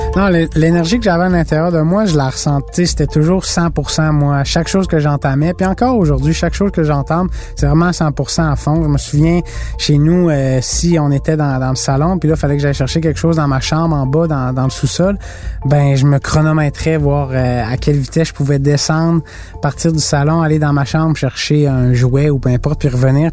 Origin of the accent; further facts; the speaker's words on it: Mont-Sainte-Anne, Quebec, Canada; J'avais euh, cinq ans, c'était ben, c'était chez moi au Mont-Saint-Anne.